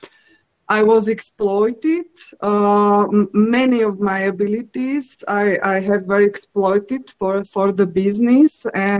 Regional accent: Slovakia; I'm coming from Slovakia, and one part of my family is very artistic.

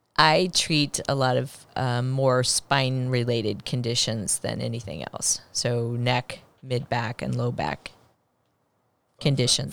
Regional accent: Blue Springs, Missouri, United States; I grew up in a rural area outside of Kansas City. in Blue Springs, Missouri

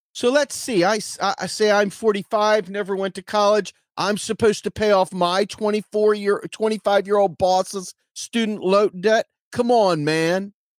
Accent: Washington, District of Columbia, United States; moved away as an adult; I was from Washington, D C.

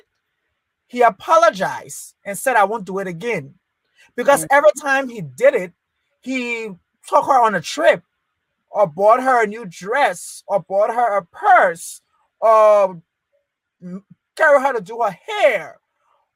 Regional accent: Liberia; moved away; I was born in Liberia. I was raised in Liberia.

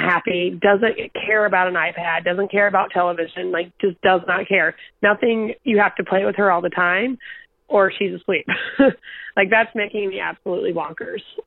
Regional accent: North Carolina, United States; now in New York, United States; It's the county I grew up in. I'm from a two stoplight town in North Carolina

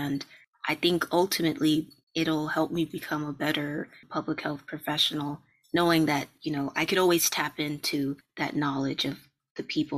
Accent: Jamaica; I'm also interested in tropical medicine, and I am Jamaican as well

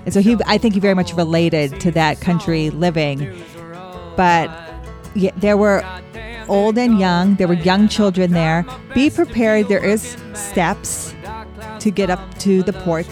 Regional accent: Wyoming, United States; I grew up in Wyoming

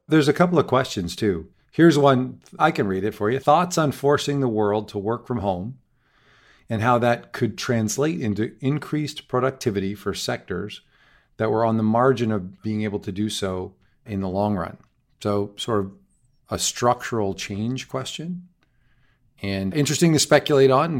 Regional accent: Canada; me as a Canadian

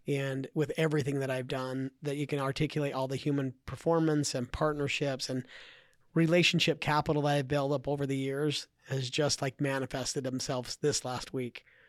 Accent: Idaho, United States; I grew up in Idaho

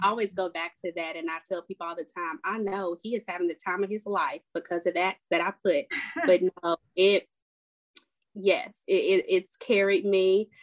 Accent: Nashville, Tennessee, United States; I'm from Nashville, Tennessee

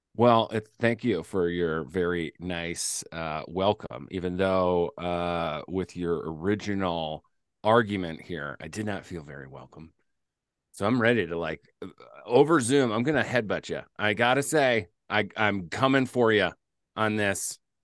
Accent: Midwest, United States; I'm from the Midwest

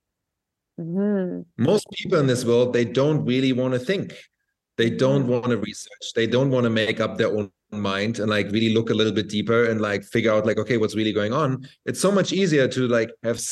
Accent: Berlin, Germany; moved away as an adult; now in Bali, Indonesia; I'm from Berlin

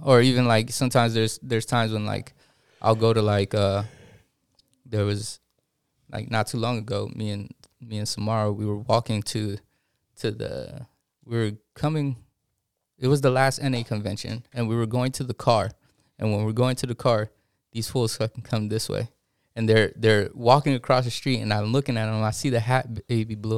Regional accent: East County, San Diego, California, United States; I'm from East County

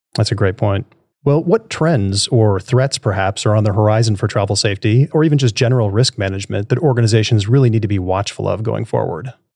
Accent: New York City, New York, United States; moved away; I grew up in New York City when I was young

